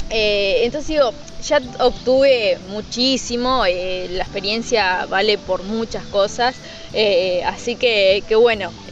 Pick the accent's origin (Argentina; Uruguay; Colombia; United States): Uruguay; Exactamente, siempre, siempre el uruguayo.